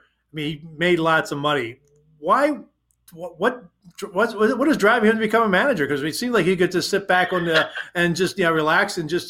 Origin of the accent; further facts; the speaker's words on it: Philadelphia, Pennsylvania, United States; I'm from Philadelphia